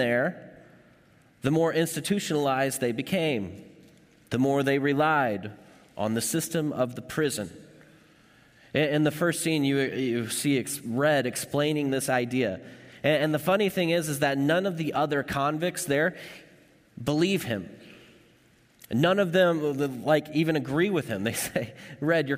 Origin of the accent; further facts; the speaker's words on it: Kentucky, United States; moved away as an adult; now in Kansas, United States; I'm from Kentucky